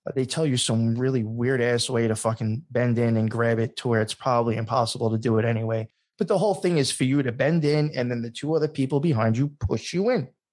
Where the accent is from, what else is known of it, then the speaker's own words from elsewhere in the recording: Long Island, New York, United States; I came from Long Island. I was not a city boy